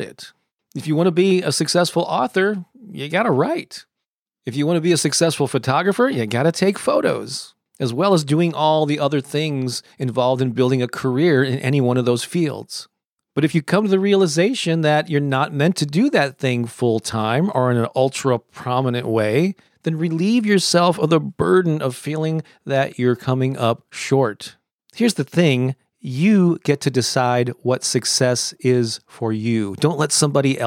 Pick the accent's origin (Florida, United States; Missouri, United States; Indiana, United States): Missouri, United States; St. Louis; my hometown of St. Louis, Missouri